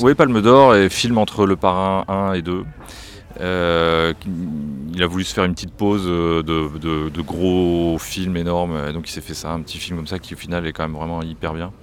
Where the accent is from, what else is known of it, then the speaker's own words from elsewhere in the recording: France; chez nous en France